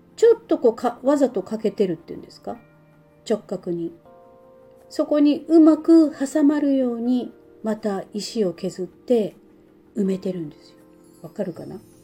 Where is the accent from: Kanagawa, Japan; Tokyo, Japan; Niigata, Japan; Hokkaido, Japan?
Hokkaido, Japan; Sapporo; 私の地元札幌